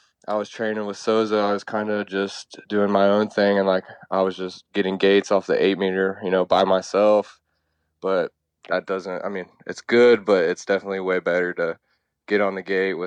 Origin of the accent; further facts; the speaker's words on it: Dayton, Ohio, United States; moved away as an adult; now in Florida, United States; I grew up in Dayton, Ohio, and my dad raced motocross